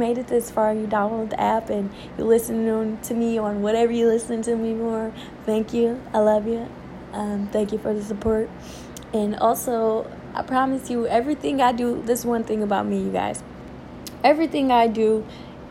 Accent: Detroit, Michigan, United States; I was born and raised in Detroit, Michigan

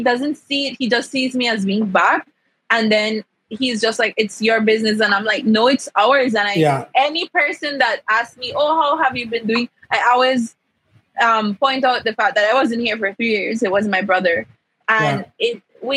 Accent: Central Farm, Cayo District, Belize; I come from Central Farm

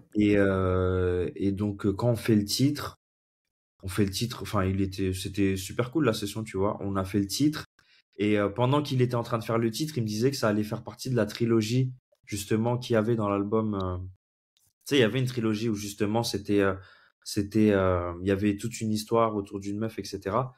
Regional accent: Comoros; also born or lived in Senegal; now in Paris, France; je vis actuellement à Paris et je suis originaire des Comores. j'ai grandi un petit peu là-bas, j'ai vécu un peu au Sénégal

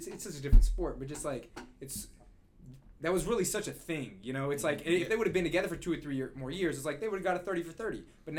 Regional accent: Belleville, Michigan, United States; I'm from Belleville.

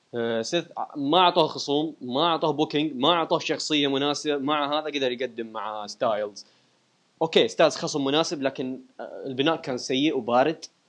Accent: Iraq; انا عراقي

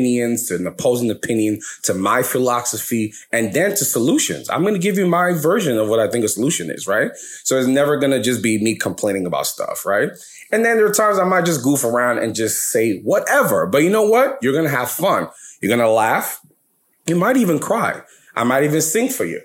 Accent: New York City, New York, United States; also born or lived in Lagos, Nigeria; I was born in America, in New York. I'm from New York, New York, New York, where we at? BK, Brooklyn house, nobody? All right, okay. Well, I was born in Brooklyn

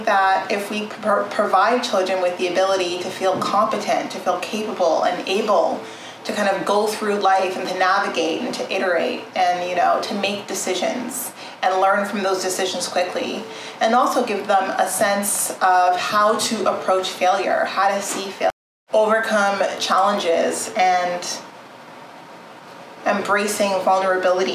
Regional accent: Southern Ontario, Canada; also born or lived in Edmonton, Alberta / Toronto / France; I was born in Edmonton, Alberta, and my parents migrated to Southern Ontario, where I spent the majority of my life. I grew up in small towns before moving to Toronto

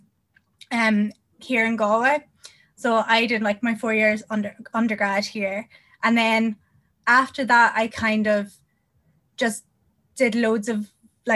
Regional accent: Northern Ireland, United Kingdom; I'm from Northern Ireland

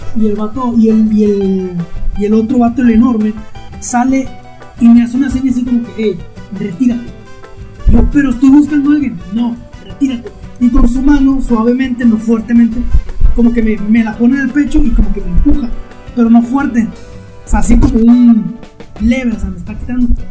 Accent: Mexico; also born or lived in Burgos, Spain; yo era de frontera

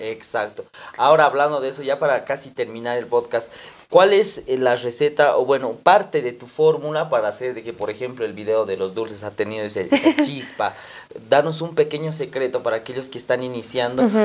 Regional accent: Potosí, Bolivia; mi ciudad

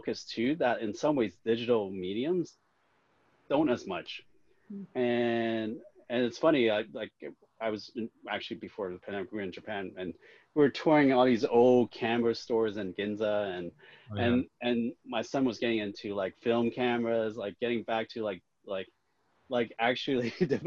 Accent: Hong Kong; I was born in Hong Kong

